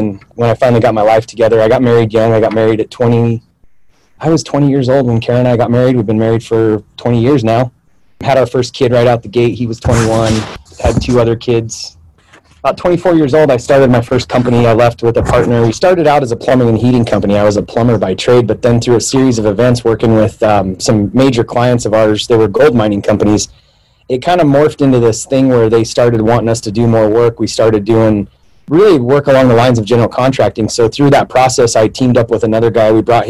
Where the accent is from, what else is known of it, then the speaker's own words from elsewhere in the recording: Pocatello, Idaho, United States; also born or lived in Mexico / Arizona; The day I was born in Idaho, Pocatello, Idaho, and I spent the next 8 years of my life. I had a dad who was a drunk, alcoholic, drugs, so kind of moved all over. I lived in Mexico, Arizona.